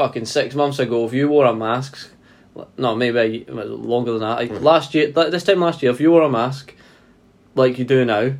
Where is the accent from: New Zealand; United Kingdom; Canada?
United Kingdom; Glasgow, Scotland; where I grew up in Glasgow. They say this is a big rich town.